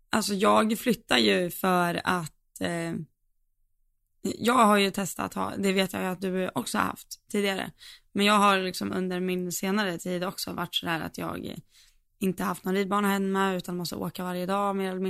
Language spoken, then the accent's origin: Swedish; Falun, Dalarna County, Sweden; Men jag är från Falun, born and raised.